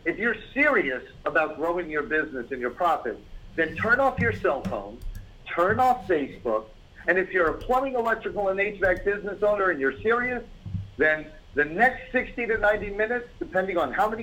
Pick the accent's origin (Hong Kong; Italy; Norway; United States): United States; New York City, New York; I'm born and raised in New York, in the Bronx